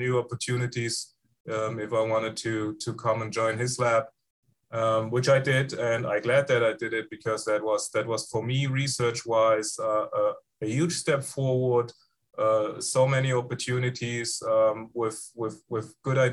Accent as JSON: {"language": "English", "town": "Frankfurt", "region": "Hesse", "country": "Germany", "tie": "born or raised there", "also_born_or_lived": "Mainz, Germany", "second_language": "English", "moved": "as an adult", "lives_now": "Iowa City, United States", "said": "I was raised and grew up in Germany in the Frankfurt area, in the former western part of Germany"}